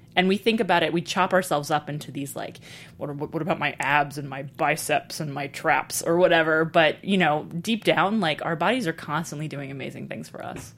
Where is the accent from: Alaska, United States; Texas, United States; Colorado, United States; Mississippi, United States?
Texas, United States; moved away as an adult; also born or lived in Brooklyn, New York; I grew up partly in Brooklyn and partly in Texas, but I was coming of age very much in Texas